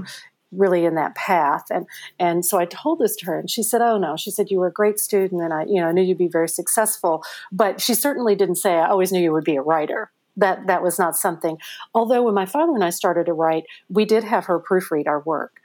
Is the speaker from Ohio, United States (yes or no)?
no; Madisonville, Kentucky, United States; also born or lived in Cape Girardeau, Missouri / Parma, Missouri / Switzerland; I feel like I grew up in Kentucky